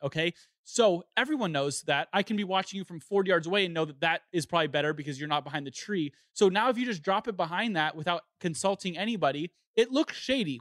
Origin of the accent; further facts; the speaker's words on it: Southern California, United States; growing up in Southern California